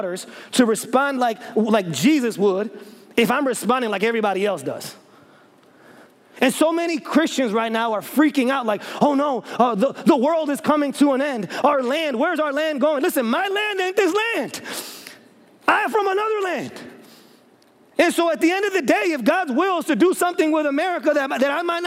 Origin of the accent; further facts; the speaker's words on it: Chicago, Illinois, United States; now in Memphis, United States; I'm from Chicago